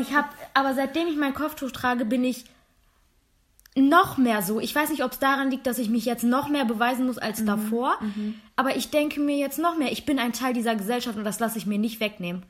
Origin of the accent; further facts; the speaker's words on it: Germany; Ich bin Deutsch-Türkin. Ich bin zu deutsch, um zu sagen, ich bin türkisch und ich bin zu türkisch, um zu sagen, ich bin deutsch